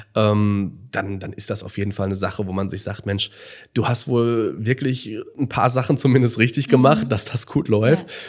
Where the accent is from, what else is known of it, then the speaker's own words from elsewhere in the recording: Gelsenkirchen, North Rhine-Westphalia, Germany; wenn man wirklich aufgewachsen ist in Gelsenkirchen und das vielleicht auch zu einer anderen Zeit noch mhm. kennengelernt hat, als kleiner Junge